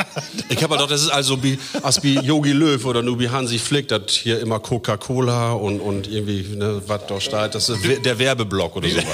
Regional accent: Emsland, Lower Saxony, Germany; moved away as an adult; now in Osnabrück, Germany; geboren hier in Emsland, also das ist Heimat

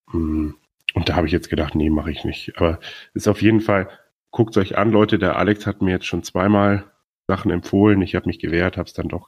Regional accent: Bremen, Germany; einer Dortmund-Fan, ich als Bremer und ein Bayern-Fan.

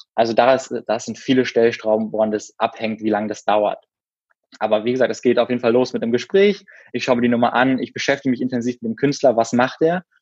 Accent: Berlin, Germany; ich komme aus Berlin und bin so auch in Berlin geboren

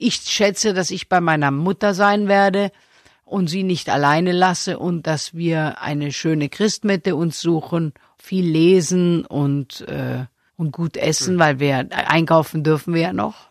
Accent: Stuttgart, Baden-Württemberg, Germany; Ich bin doch ein sehr sparsamer Mensch und da sehr, sehr schwäbisch. Ich bin ja auch in Stuttgart geboren

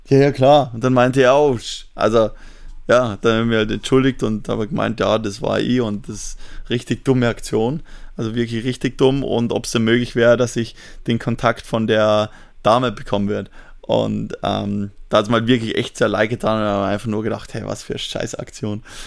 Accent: Austria; bei uns darf man mit 17 schon fahren, wenn du L17 machst

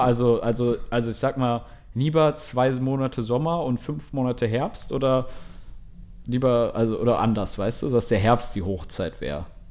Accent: Germany; als Deutscher

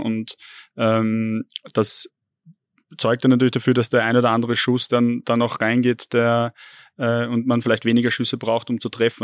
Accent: Vienna, Austria; moved away as an adult; also born or lived in Upper Austria; als äh, gebürtigen Wiener

